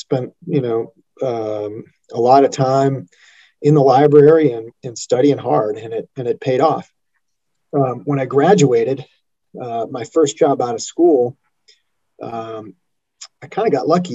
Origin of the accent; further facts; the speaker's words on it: Chicago, Illinois, United States; moved away as an adult; also born or lived in Colorado; I grew up outside of Chicago, a suburb of Chicago